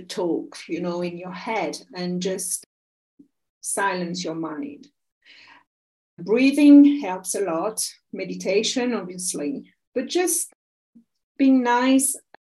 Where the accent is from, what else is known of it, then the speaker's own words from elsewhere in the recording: Versailles, Île-de-France, France; moved away as an adult; also born or lived in England; now in Ecuador; I'm French. I'm from Paris area near Versailles. I was born in Versailles